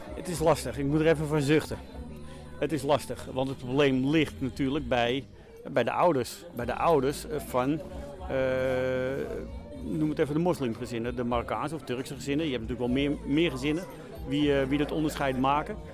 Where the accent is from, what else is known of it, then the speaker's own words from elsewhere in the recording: Amsterdam, North Holland, Netherlands; moved away as an adult; ik kom uit Amsterdam-West vandaan